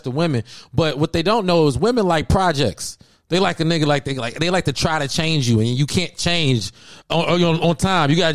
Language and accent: English; Cincinnati, Ohio, United States; I'm from Cincinnati, Ohio, but I always was influenced by East Coast culture.